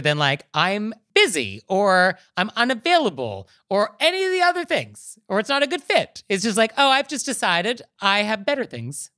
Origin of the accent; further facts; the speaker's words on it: United States; I'm American